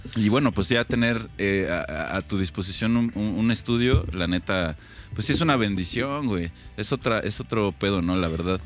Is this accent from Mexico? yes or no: yes; Mexico City, Mexico; now in Querétaro, Mexico; Nosotros sí podemos hablar mal de, esa ciudad porque somos de esa